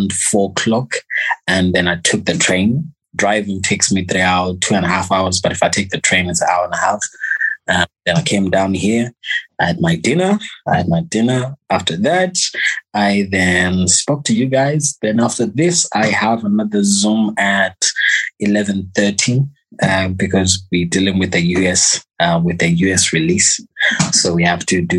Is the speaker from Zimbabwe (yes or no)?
yes; Zimbabwe; I'm from Zimbabwe